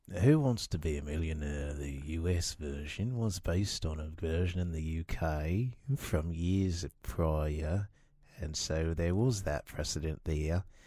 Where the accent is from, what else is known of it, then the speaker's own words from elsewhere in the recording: Texas, United States; moved away as an adult; I was born in Texas and I grew up there.